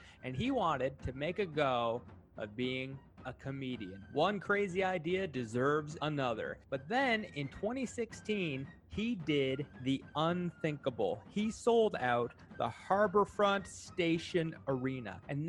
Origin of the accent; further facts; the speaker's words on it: Prince Edward Island, Canada; I grew up on Prince Edward Island.